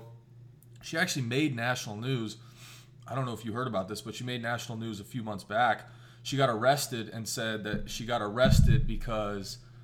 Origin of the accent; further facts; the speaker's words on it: Midwest, United States; moved away; I grew up in the Midwest.